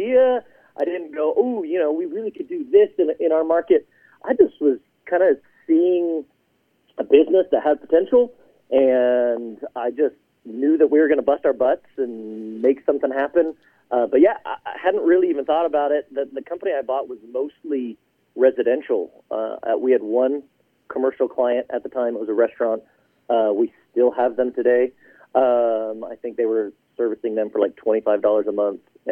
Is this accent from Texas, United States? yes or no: yes; Houston, Texas, United States; moved away as an adult; also born or lived in Utah / Colorado; I grew up in Houston, but I went to school at BYU